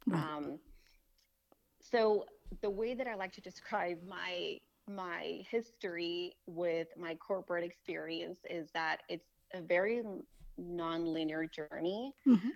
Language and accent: English; Tijuana, Baja California, Mexico; moved away as an adult; also born or lived in Los Angeles, California, United States; now in Texas, United States; I was born in California mm-hmm. and grew up in Mexico until I was 18.